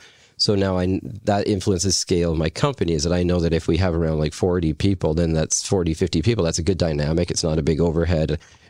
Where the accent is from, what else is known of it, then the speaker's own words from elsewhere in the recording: Deep Cove, British Columbia, Canada; like I grew up in Deep Cove, so if you grow up in that community, you kind of, all my friends are from all different walks of life